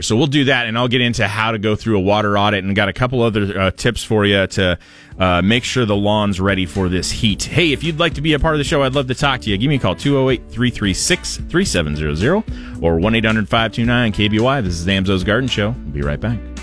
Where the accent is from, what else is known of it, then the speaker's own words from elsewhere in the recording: Portland, Oregon, United States; I grew up in Portland